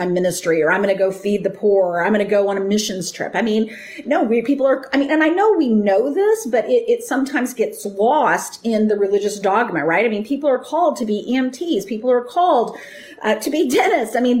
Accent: United States; I grew up in America.

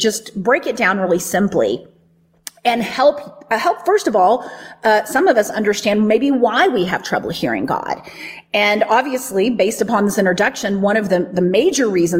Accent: the Bible Belt, United States; the teachings that I grew up with in the Bible Belt

